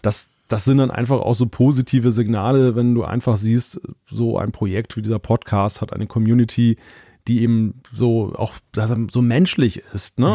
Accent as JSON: {"language": "German", "region": "Northern Germany", "country": "Germany", "said": "ich als Norddeutscher"}